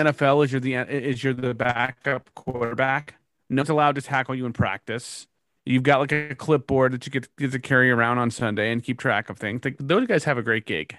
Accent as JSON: {"language": "English", "area": "Bay Area", "region": "California", "country": "United States", "tie": "born or raised there", "also_born_or_lived": "Portland", "moved": "as an adult", "said": "I grew up in the Bay Area"}